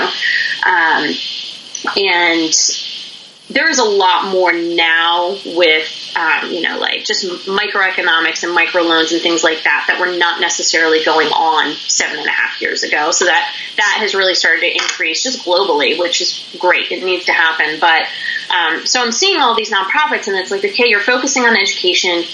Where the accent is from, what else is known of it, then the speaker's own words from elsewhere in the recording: Pennsylvania, United States; now in North Carolina, United States; I grew up in the state of Pennsylvania, which is in the northeastern part of the U.S.